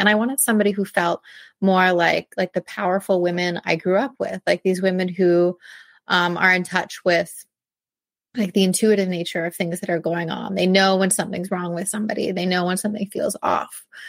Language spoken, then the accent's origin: English; Ohio, United States; So I grew up in in rural Ohio in this town of 1300, which is tiny, like 1300 people. And I wasn't from there. I moved there when I was 5.